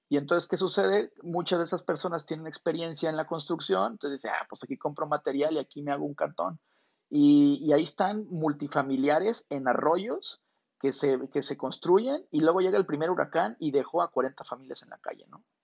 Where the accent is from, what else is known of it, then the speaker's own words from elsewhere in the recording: Guadalajara, Jalisco, Mexico; now in El Paso, United States; yo soy medio paseño, medio, medio tapatío, yo nací en Guadalajara, pero toda mi vida, la mitad del tiempo le he pasado acá y ahora sí ya tengo tres años de planta.